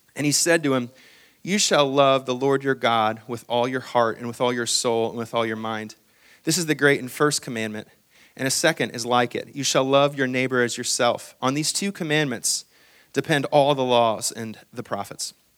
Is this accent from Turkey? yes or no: no; Hong Kong; moved away; I'm actually from Hong Kong